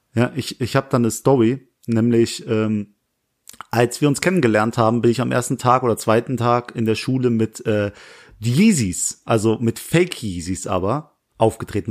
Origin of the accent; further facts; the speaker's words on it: Langweiler, Germany; in Nähe Langweiler, wo ich herkomme